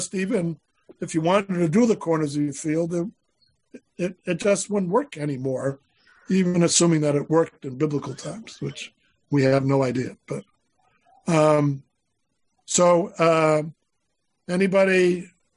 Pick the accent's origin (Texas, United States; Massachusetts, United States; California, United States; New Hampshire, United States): Massachusetts, United States; Boston; I grew up in Boston